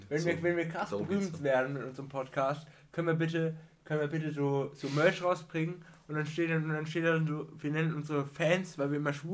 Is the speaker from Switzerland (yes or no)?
no; Austria; da brauche ich gar nicht als Österreicher.